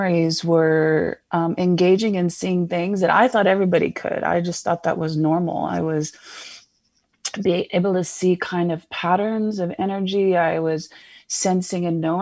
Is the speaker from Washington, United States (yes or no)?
yes; Seattle, Washington, United States; moved away as an adult; now in Phoenix, United States; I originally hailed from Seattle, Washington, for most of my life, and I just moved here last year in 2020.